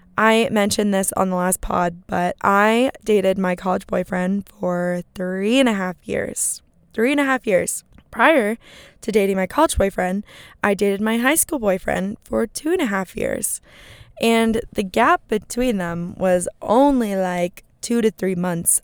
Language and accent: English; Arizona, United States; now in Los Angeles, United States; I'm from Arizona